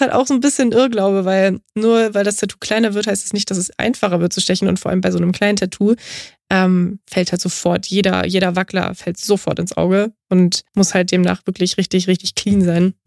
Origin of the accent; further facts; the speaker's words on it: Straubing, Bavaria, Germany; now in Berlin, Germany; Straubing, das ist meine Heimatstadt